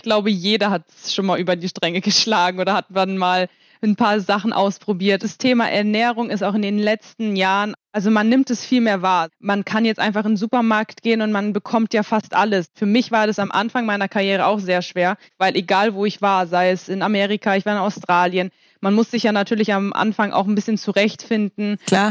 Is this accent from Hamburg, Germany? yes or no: no; Kiel, Schleswig-Holstein, Germany; ich bin ja in Kiel aufgewachsen